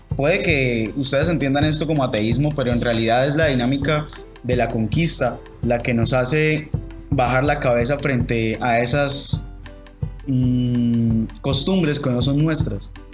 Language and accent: Spanish; Colombia; eso que nos hace colombianos